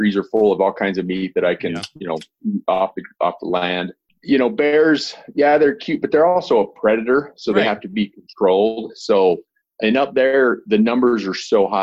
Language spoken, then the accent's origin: English; northern Utah, United States; Grew up in northern Utah